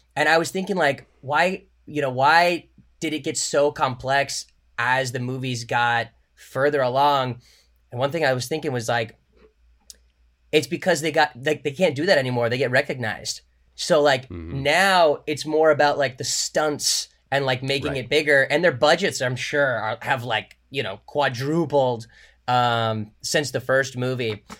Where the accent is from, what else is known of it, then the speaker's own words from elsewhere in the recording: Orange County, California, United States; I grew up in Orange County